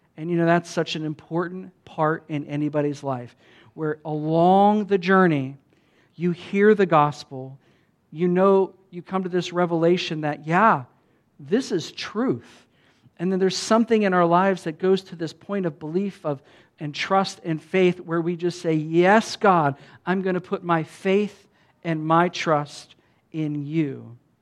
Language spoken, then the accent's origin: English; United States; I'm a pastor from America